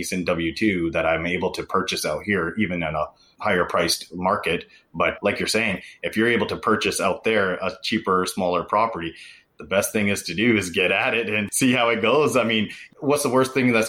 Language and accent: English; Vancouver, British Columbia, Canada; also born or lived in Bay Area; now in Seattle, United States; I was born and raised in Canada, and all my family lives just north of Seattle, so in Vancouver, Canada.